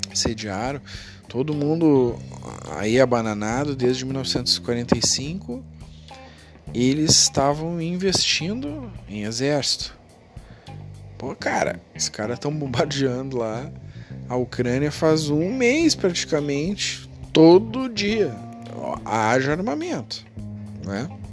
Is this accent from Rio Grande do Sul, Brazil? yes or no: yes; Porto Alegre, Rio Grande do Sul, Brazil; Eu digo pela eleição da minha própria cidade, aqui, eu sou de Porto Alegre.